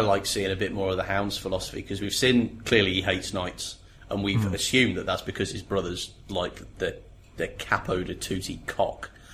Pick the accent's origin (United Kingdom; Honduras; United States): United Kingdom; England; we grew up in England